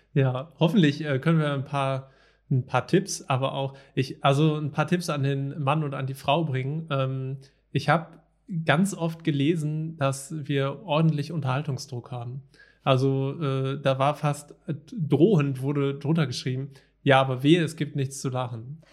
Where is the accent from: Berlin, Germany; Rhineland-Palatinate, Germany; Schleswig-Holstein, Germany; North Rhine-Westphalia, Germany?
North Rhine-Westphalia, Germany; Ruhr area; now in Wuppertal, Germany; zumindest wohne ich da aktuell, gebürtig komme ich eigentlich aus dem Ruhrgebiet